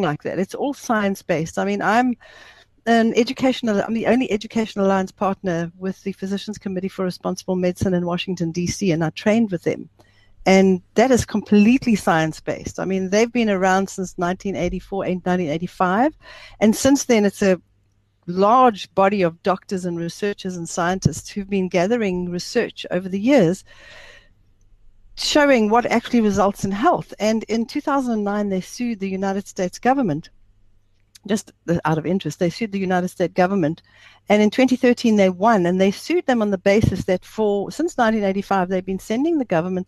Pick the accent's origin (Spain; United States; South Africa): South Africa; also born or lived in Zimbabwe; I'm a South African, but I was born there. I left when I was 3 years old. So I grew up in a typical South African family